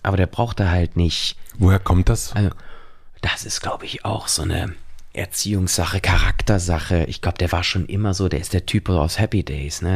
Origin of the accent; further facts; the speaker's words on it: Cologne, North Rhine-Westphalia, Germany; als Kölner